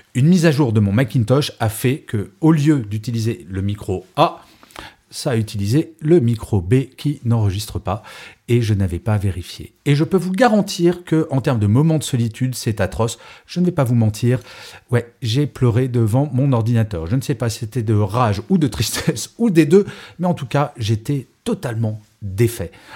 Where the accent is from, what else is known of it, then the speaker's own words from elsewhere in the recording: Grenoble, Auvergne-Rhône-Alpes, France; D'origine, je suis grenoblois.